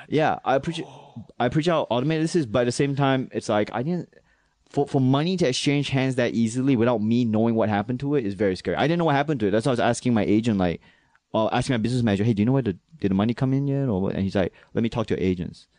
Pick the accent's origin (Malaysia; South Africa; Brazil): Malaysia; also born or lived in Manchester, New Hampshire / Singapore; now in New York, United States; I'm from Singapore, Malaysia